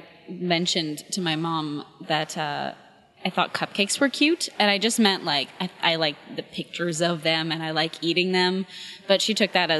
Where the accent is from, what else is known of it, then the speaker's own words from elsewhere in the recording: Ottawa, Ontario, Canada; I'm from, I guess I'd say Ottawa, because I was born just outside of Ottawa, and then we moved here when I was 3